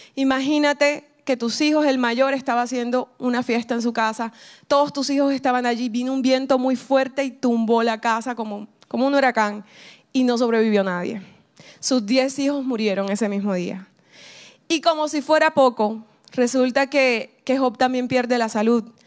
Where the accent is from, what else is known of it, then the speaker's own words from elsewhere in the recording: Caribbean coast of Colombia, Colombia; accent: costeño; soy colombiana. Y, dicen, bueno, ¿y por qué no hablas colombiano? Porque soy costeña